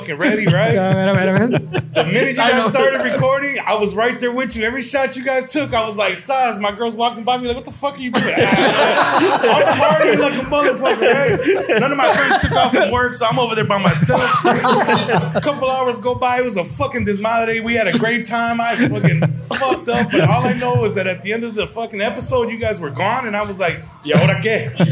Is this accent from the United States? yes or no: yes; Wisconsin, United States; We're from Wisconsin